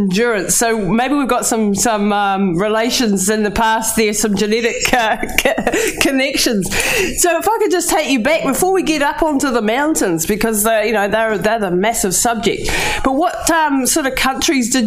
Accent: Taranaki, New Zealand; I'm Te Atiawa down in Taranaki, so kia ora from New Zealand, this part of the world

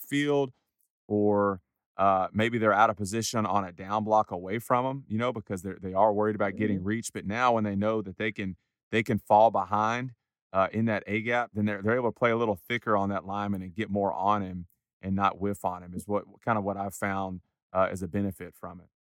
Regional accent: Huntsville, Texas, United States; growing up in Huntsville

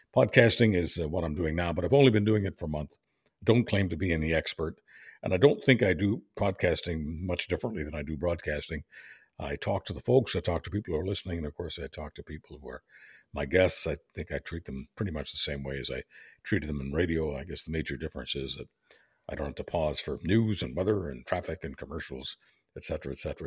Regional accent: Montreal, Quebec, Canada; also born or lived in Europe; I was born in, uh, Europe, but, uh, got to Canada when I was two and a half years old, so I was raised in Montreal

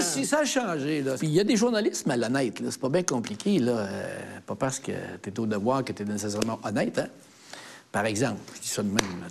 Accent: Quebec City, Quebec, Canada; moi, je suis vraiment un Québécois. moi, je suis un Québécois

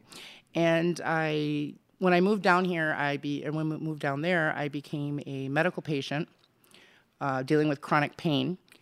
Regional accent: Racine, Wisconsin, United States; born or raised there; moved away as an adult; also born or lived in McAllen, Texas; now in Arizona, United States

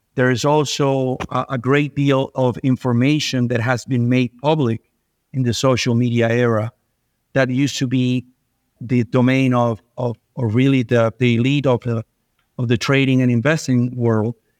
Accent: Venezuela; moved away; I was born and raised in Venezuela

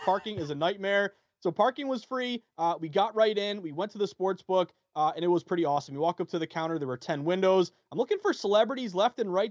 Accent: Massachusetts, United States; here in my home state

